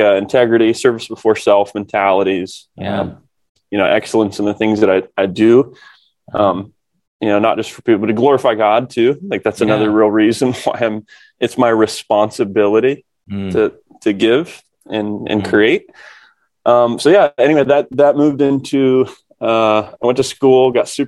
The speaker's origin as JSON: {"language": "English", "town": "Kokomo", "region": "Indiana", "country": "United States", "tie": "born or raised there", "said": "I grew up here in Kokomo, Indiana, not the island, the cornfields."}